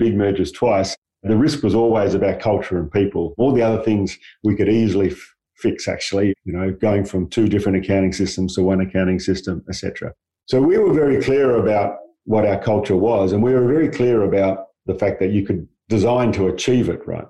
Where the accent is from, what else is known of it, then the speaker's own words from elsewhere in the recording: Perth, Western Australia, Australia; I grew up in Perth, really working kind of class background